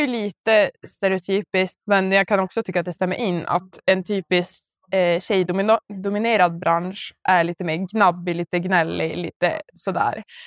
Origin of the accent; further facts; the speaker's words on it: Boden, Norrbotten County, Sweden; vi är från Boden